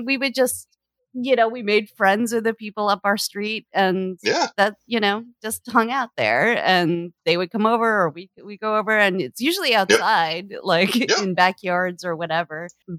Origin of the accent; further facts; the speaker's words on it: Canada; also born or lived in Halifax, Canada; Yeah, I grew up in Canada, a couple different places, but like I remember Halifax the most